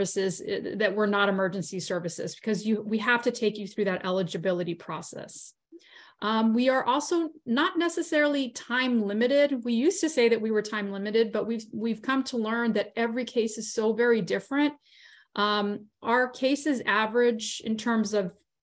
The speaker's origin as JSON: {"language": "English", "region": "South Texas", "country": "United States", "tie": "born or raised there", "said": "I'm from South Texas."}